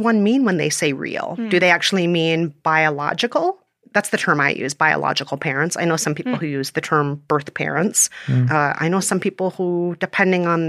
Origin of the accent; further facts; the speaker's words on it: Minnesota, United States; moved away as an adult; also born or lived in Korea; now in New York, United States; after most of my life in Minnesota, I moved to New York after college